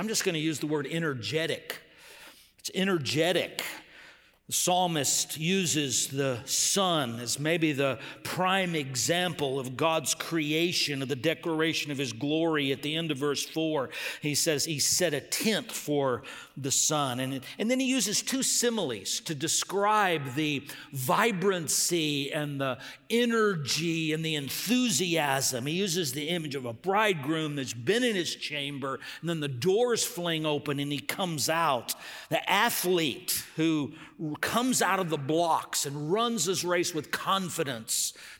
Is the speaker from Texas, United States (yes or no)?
yes; Texas, United States; I grew up in West Texas on the border, and it was just permeated by Spanish. Took it in school. All my friends spoke it, but I had this mental block, and I regret it to this day.